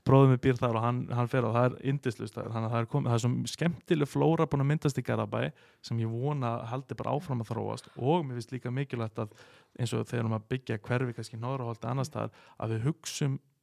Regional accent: Garðabær, Capital Region, Iceland; við sem höfum alist upp í þessum bæ

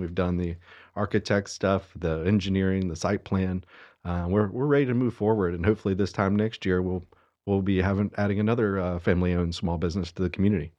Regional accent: Statesville, North Carolina, United States; also born or lived in Hickory, North Carolina; now in Cornelius, United States; I grew up in Statesville. Uh, lived there till I was eighteen.

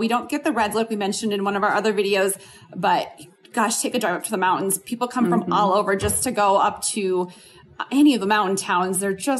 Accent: Midwest, United States; now in Colorado Springs, United States; Like I'm from Midwest. And we don't have tornadoes.

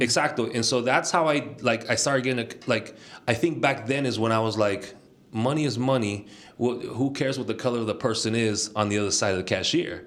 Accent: Bay Area, California, United States; also born or lived in Nicaragua; Yo nací en Nicaragua y me vine aquí a la, a la juventud. And I was raised here in the Bay Area, proud from the Bay.

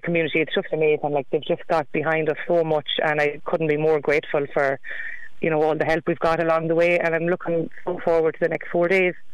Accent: Sligo, Connacht, Ireland; we're from Sligo

